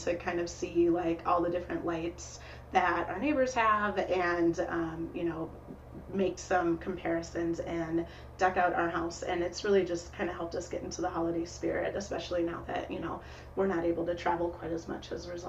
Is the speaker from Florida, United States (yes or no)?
no; Saint Paul, Minnesota, United States; moved away as an adult; also born or lived in Chicago / Iowa; So I grew up in St. Paul. I currently live just south of Minneapolis. And for about a decade, I did not live here. So I lived in Chicago for 6 years. I also lived in Iowa for 4 years.